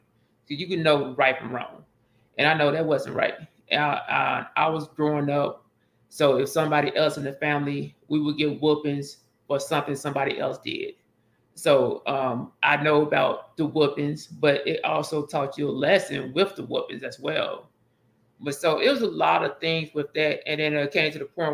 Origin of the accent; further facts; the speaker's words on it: Pine Bluff, Arkansas, United States; moved away as an adult; I'm from Pine Bluff, Arkansas